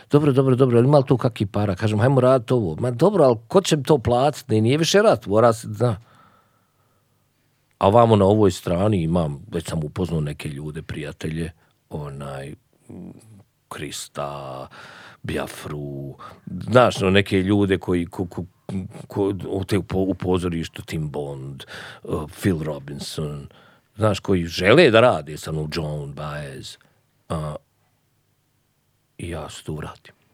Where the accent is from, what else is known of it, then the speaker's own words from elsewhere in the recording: Sarajevo, Federation of Bosnia and Herzegovina, Bosnia & Herzegovina; moved away as an adult; also born or lived in United States; I ja odlučim da ostanem da živim u Sarajevu, ali da radim negdje drugo.